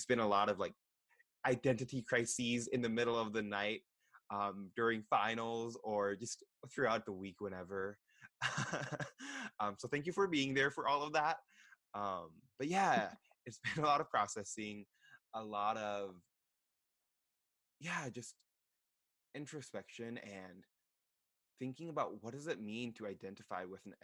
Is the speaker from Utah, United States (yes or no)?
yes; Utah, United States; born or raised there